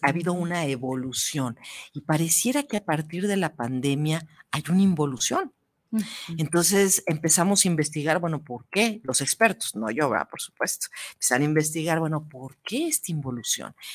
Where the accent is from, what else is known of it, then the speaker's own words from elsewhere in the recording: Mexico; como mexicanas